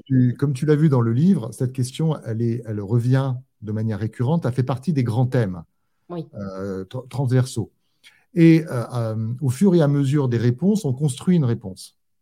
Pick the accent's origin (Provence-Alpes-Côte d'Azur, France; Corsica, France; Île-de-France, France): Corsica, France; je suis rentré en Corse